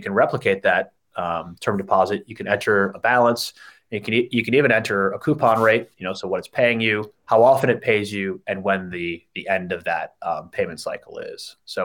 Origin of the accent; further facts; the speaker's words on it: United States; moved away as an adult; now in Sydney, Australia; me as an American